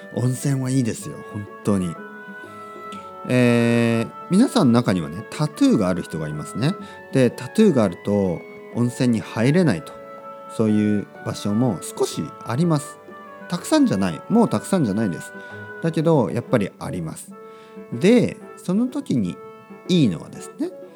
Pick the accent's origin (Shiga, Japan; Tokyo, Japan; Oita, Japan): Oita, Japan; Kyushu; born or raised there; moved away; also born or lived in Spain